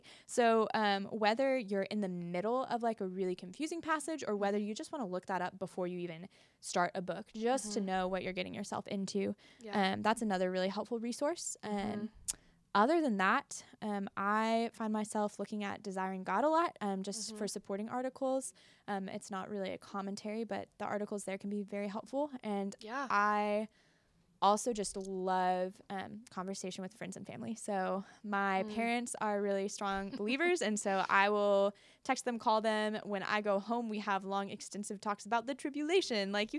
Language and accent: English; the Bible Belt, United States; Can you tell I grew up in the Bible Belt?